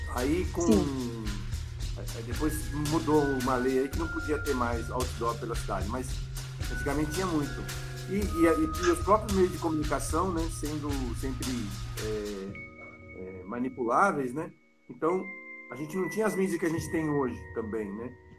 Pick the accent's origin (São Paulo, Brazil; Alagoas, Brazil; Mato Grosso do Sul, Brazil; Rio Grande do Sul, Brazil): São Paulo, Brazil; also born or lived in Taboão da Serra; sou tabuanense, mas eu sou do Campo Limpo